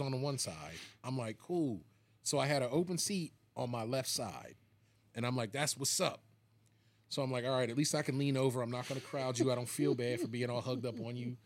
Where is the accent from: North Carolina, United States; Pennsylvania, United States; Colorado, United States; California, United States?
Pennsylvania, United States; Philadelphia suburbs; I grew up in the suburbs